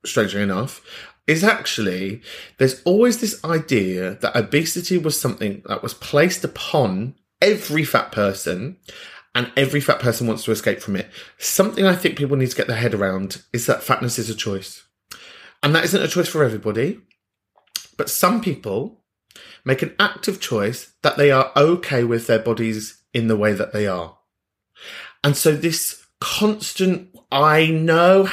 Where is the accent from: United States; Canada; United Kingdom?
United Kingdom; London; I'm from North London